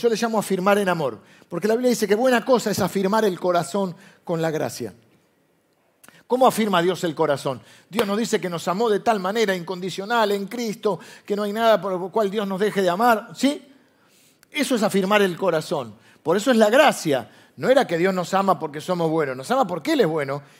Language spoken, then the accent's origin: Spanish; Argentina; nosotros vivimos de grieta porque Argentina es un país de grieta